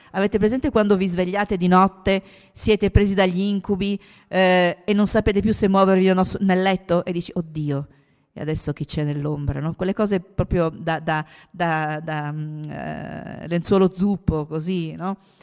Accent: Trieste, Friuli-Venezia Giulia, Italy; Io sono triestina

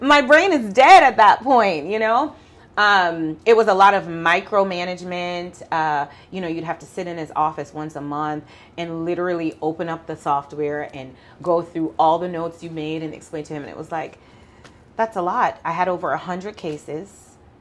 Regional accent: Mandeville, Manchester, Jamaica; also born or lived in Kingston, Jamaica; now in Houston, United States; I was born in Kingston and raised in Mandeville

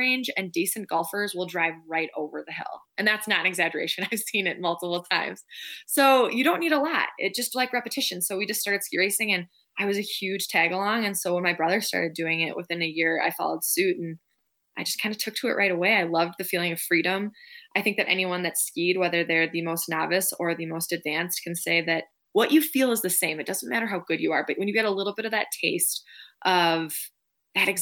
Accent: Minneapolis, Minnesota, United States; now in Park City, United States; I grew up right in the Twin Cities, right outside Minneapolis

